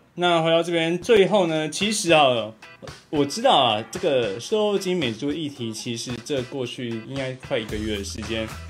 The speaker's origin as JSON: {"language": "Chinese", "town": "Fengyuan", "region": "Taichung", "country": "Taiwan", "tie": "born or raised there", "said": "台中的家， 台中出生的，我老家在丰原"}